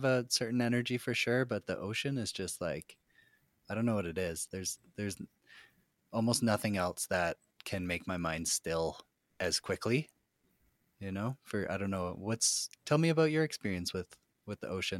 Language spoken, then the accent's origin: English; Victoria, British Columbia, Canada; I grew up in Victoria, which is also, you know, it's an island.